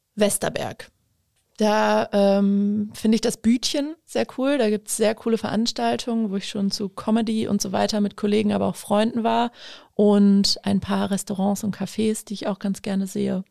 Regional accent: Osnabrück, Lower Saxony, Germany

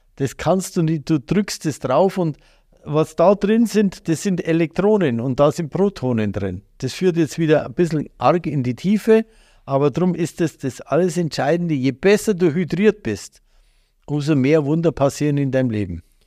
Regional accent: Bavaria, Germany; als Bayer

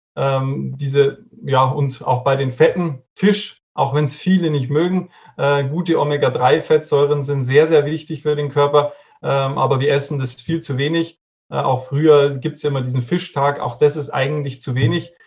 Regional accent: Regensburg, Bavaria, Germany; Ich komme aus Regensburg

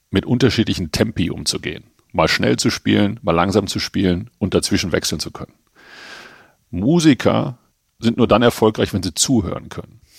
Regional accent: Germany; now in Herzogenaurach, Germany; Ich bin ja eigentlich in Frankfurt groß geworden oder im Ruhrgebiet groß geworden und Herzogenaurach ist für mich immer so ein bisschen eine Durchgangsstation gewesen.

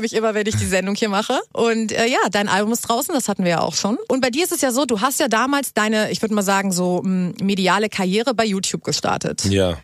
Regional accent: Hamburg, Germany; Ich komme aus Hamburg

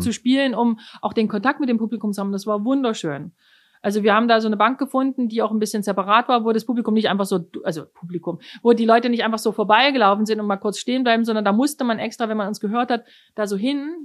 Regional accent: Germany; accent: German; moved away as an adult; now in New York, United States; jeder gleich merkt, dass ich von Deutschland komme

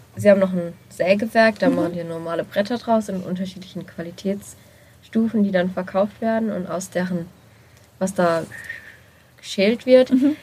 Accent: Kenzingen, Baden-Württemberg, Germany; ich komme eigentlich aus Kensing

